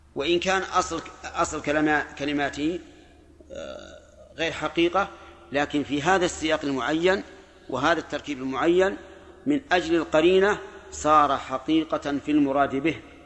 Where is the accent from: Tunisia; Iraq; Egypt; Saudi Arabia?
Saudi Arabia; Najd; عندنا في نجد